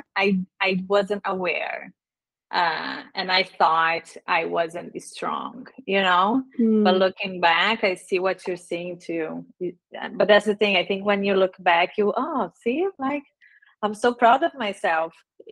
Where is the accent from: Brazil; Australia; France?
Brazil; English is a second language; moved away as an adult; also born or lived in Dublin, Ireland / Ottawa, Canada; now in Canada; I grew up in Brazil most of my life, full high school until university.